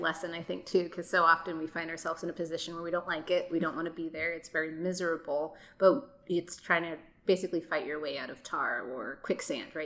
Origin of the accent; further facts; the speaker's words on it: New York City, New York, United States; moved away; I was born in Brooklyn. Um, danced there when I was like four years old